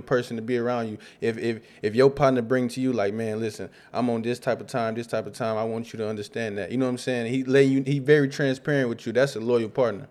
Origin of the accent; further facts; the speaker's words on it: Rockford, Illinois, United States; I grew up in Rockford, Illinois, on the South Side